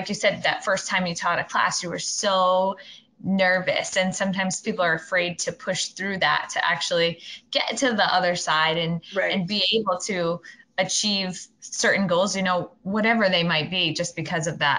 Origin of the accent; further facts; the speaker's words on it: Rhode Island, United States; I'm from Rhode Island